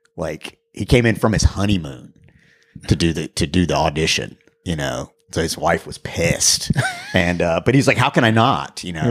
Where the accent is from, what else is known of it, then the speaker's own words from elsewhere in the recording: Raleigh, North Carolina, United States; I'm from Raleigh, North Carolina